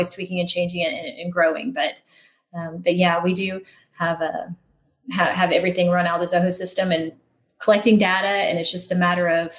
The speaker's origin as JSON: {"language": "English", "area": "outside of Knoxville", "region": "Tennessee", "country": "United States", "tie": "born or raised there", "said": "I grew up outside of Knoxville"}